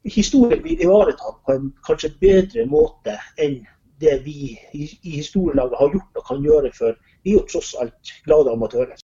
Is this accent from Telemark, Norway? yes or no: no; Vardø, Finnmark, Norway; moved away; hjemme i Vardø. Jeg er vardøværing egentlig. Jeg har vokst opp rett opp med festninga.